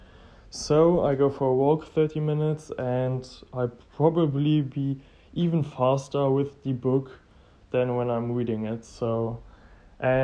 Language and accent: English; Germany; English is a second language; I'm from Germany